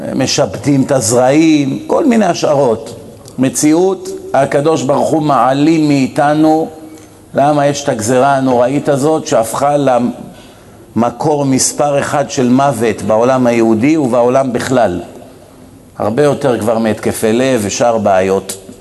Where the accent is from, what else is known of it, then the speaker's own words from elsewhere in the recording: Israel; moved away as an adult; ואני גדלתי פה למרות הכל, למרות שאני כבר 27 שנים לא חי פה